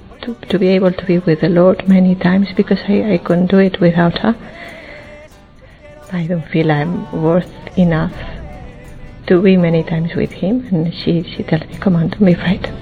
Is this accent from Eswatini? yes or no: no; Spain; I come from Spain